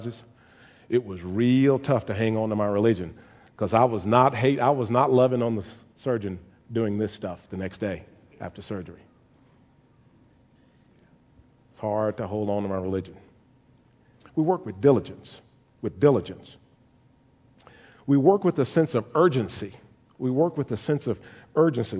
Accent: Caldwell, Texas, United States; the house that I grew up in Caldwell.

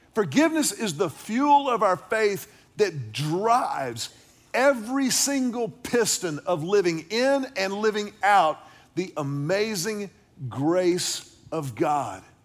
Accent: Houston, Texas, United States; growing up in Houston with grandparents who lived in Beaumont, deep in Southeast Texas

